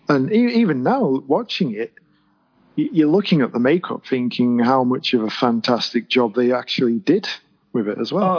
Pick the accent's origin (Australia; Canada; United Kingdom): United Kingdom; England; as English as I am